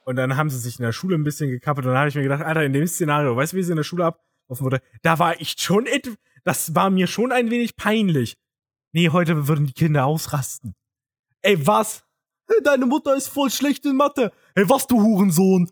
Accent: Thuringia, Germany; moved away; als Thüringer

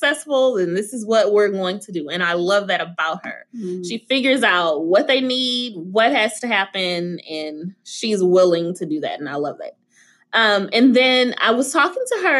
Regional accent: the South, United States; I'm from the South

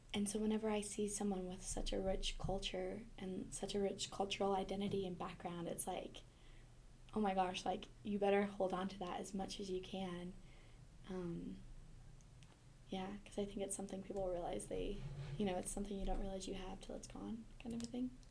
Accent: Montana, United States; I'm from Montana

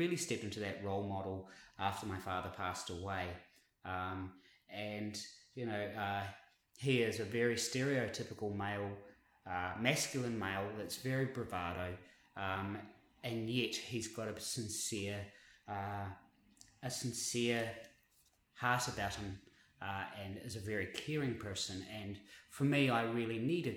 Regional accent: Invercargill, Southland, New Zealand; now in Brisbane, Australia; I came from Invercargill, which is a population of 50,000 people.

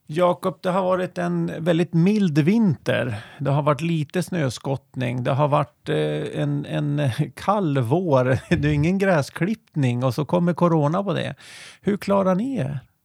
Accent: Härnösand, Västernorrland County, Sweden; also born or lived in Nyköping; now in Järvsö, Sweden; vi är från Härnösand ursprungligen

